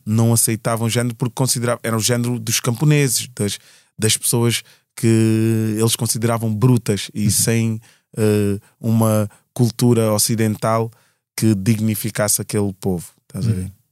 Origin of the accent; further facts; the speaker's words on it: Portugal; da região norte do nosso país, né, de Portugal